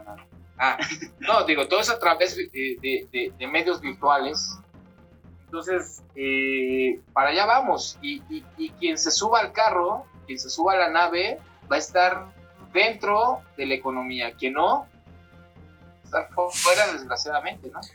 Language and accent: Spanish; Mexico; sobre todo somos mexicanos